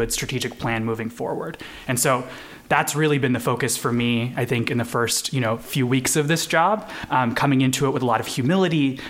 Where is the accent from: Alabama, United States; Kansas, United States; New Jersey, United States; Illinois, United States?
Kansas, United States; also born or lived in India; my family made Kansas home in the early 2000s from India. So I was born in India. And so, you know, I grew up here